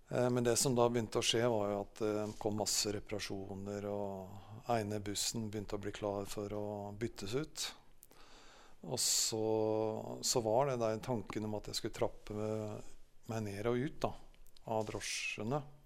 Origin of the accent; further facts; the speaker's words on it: Jaren, Gran, Innlandet, Norway; Jeg vokste opp på Salem Jarn, da. På, rett borti bygda her.